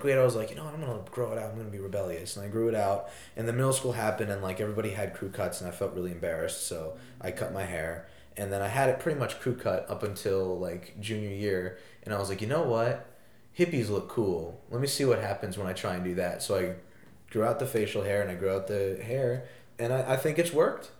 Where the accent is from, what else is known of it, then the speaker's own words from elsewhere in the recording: East Lyme, Connecticut, United States; I am from East Lyme, Connecticut.